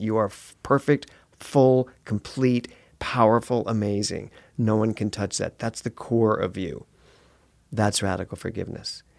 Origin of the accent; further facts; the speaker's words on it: Philadelphia, Pennsylvania, United States; now in Los Angeles, United States; I'm from Philly